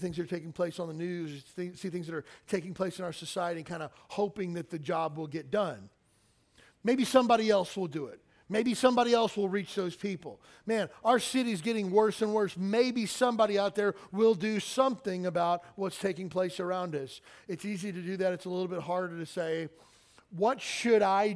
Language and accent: English; Kentucky, United States; where I grew up in Kentucky